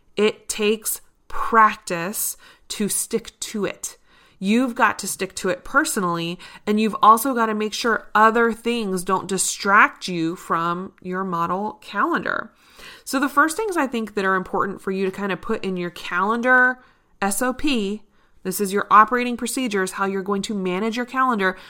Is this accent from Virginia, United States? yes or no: yes; Richmond, Virginia, United States; here in my hometown of Richmond, Virginia